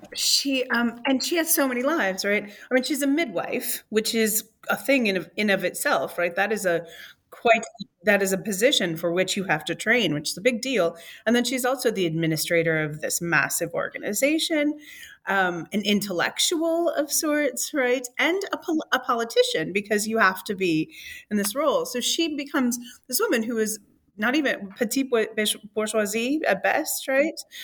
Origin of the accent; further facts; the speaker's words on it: Michigan, United States; I, as a Michigander, I don't think I'll ever sound like a Floridian